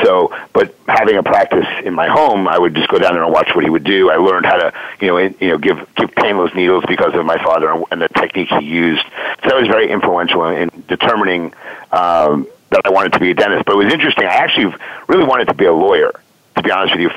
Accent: New York, United States; moved away as an adult; now in Philadelphia, United States; I was born and raised in New York.

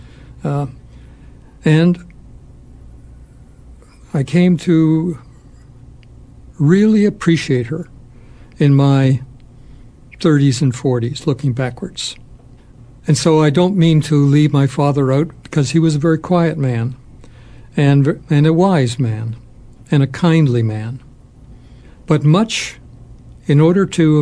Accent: Toronto, Ontario, Canada; moved away; we went to a school called Central Tech in Toronto High School

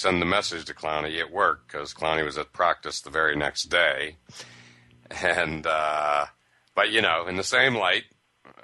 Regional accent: Pittsburgh, Pennsylvania, United States; growing up in Pittsburgh

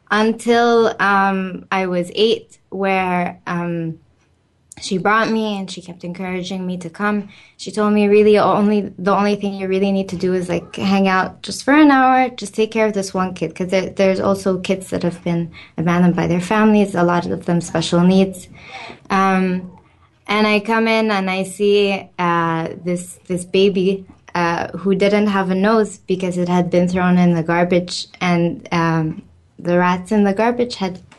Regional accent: Cairo, Cairo Governorate, Egypt; moved away; so I'm from Egypt. My family is Egyptian. Uh, I've lived there most of my life, and in Cairo, where I lived

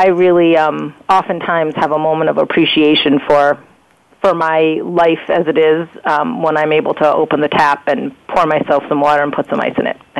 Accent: United States

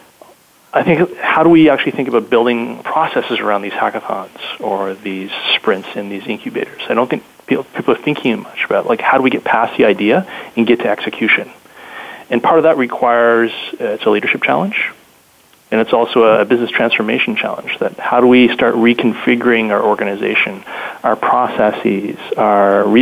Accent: Canada; being Canadian

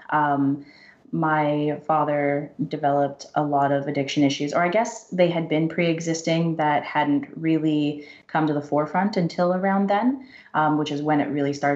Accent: Vancouver, British Columbia, Canada; also born or lived in Victoria; I was born and raised in Vancouver

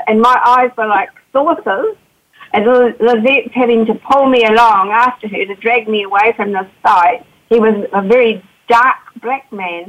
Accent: New Zealand; accent: Kiwi

